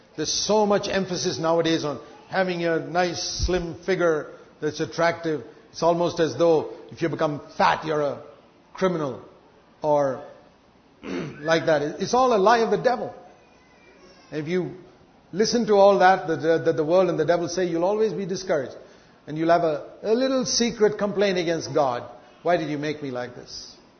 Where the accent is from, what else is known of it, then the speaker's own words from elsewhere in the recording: India; I was born in India